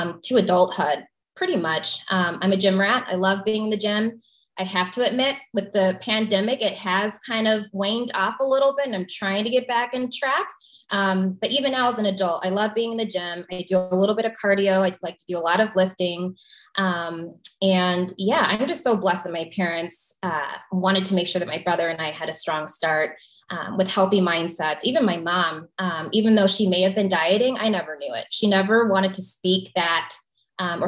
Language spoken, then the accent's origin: English; Flossmoor, Illinois, United States; I grew up in the South Suburbs of Chicago